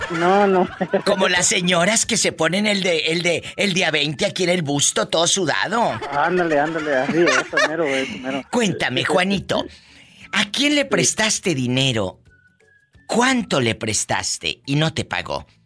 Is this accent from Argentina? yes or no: yes; Argentina; moved away as an adult; now in United States; Nací en Argentina.